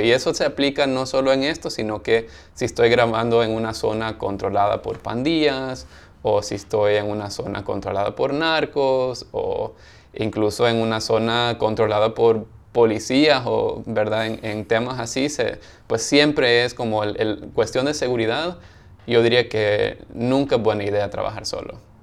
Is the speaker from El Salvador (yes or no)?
yes; El Salvador; now in Los Angeles, United States; los dos somos del Salvador